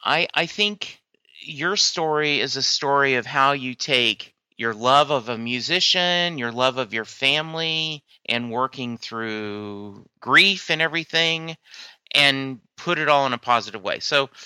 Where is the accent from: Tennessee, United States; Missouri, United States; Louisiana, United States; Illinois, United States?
Louisiana, United States; I'm from Louisiana originally, and the college I attended, an instrumental of Jolie Blanc is the college's fight song.